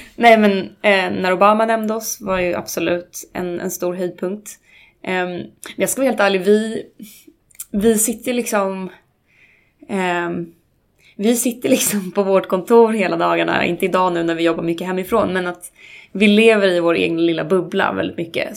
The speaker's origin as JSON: {"language": "Swedish", "town": "Uppsala", "region": "Uppsala County", "country": "Sweden", "tie": "born or raised there", "said": "Jag är uppvuxen ute, ute, ute i skogen utanför Uppsala."}